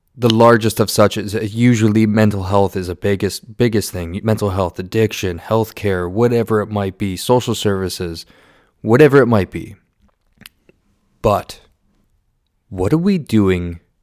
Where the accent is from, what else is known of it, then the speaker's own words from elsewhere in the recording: Southern Ontario, Canada; I was born and raised in Southern Ontario